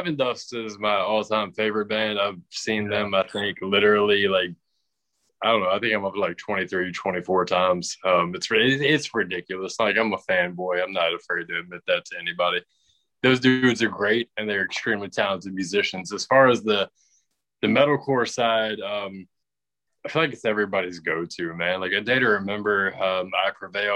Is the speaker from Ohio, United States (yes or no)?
no; Richmond, Virginia, United States; We're from Richmond, Virginia